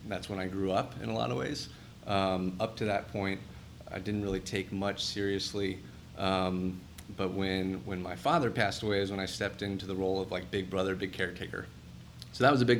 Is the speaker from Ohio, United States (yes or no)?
yes; Cincinnati, Ohio, United States; I grew up in Cincinnati